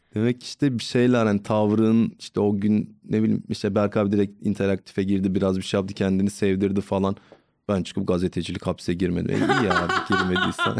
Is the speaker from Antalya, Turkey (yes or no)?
no; Trabzon, Turkey; now in Istanbul, Turkey